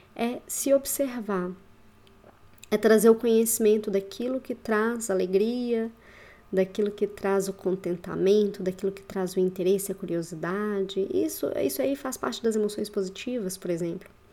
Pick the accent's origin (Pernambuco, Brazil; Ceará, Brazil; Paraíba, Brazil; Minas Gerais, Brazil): Minas Gerais, Brazil; Belo Horizonte; moved away as an adult; also born or lived in Curitiba; Voltei para BH, né? Sou aqui de BH